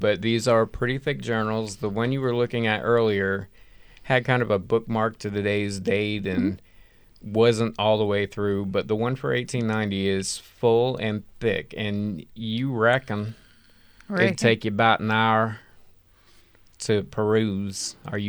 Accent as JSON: {"language": "English", "region": "Georgia", "country": "United States", "accent": "yokel", "said": "we live in Georgia and we've been conditioned to talk like yokels our whole life."}